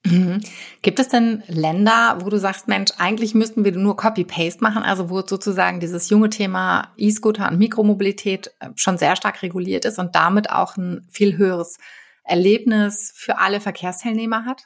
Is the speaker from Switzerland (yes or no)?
no; Hamburg, Germany; hier in meiner Heimatstadt Hamburg